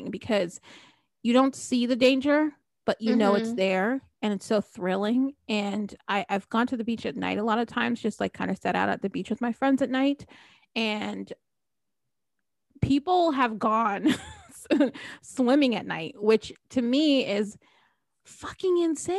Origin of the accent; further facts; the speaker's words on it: New Jersey, United States; now in Florida, United States; I grew up in New Jersey, so it's a long way from home.